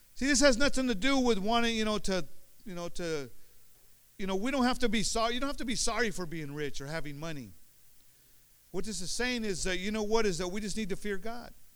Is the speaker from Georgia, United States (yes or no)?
no; Union City, California, United States; also born or lived in Oakland, California; I was born in Oakland now. I lived in Oakland until I was like four years old, five years old. We moved to over, over here to Union City